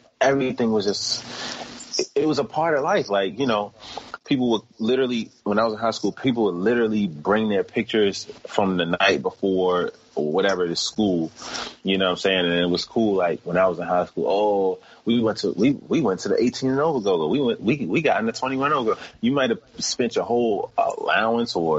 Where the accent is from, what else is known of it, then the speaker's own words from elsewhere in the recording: Washington, D.C. area, United States; also born or lived in New York; I wasn't born in this area. I was born in New York. I came here when I was 9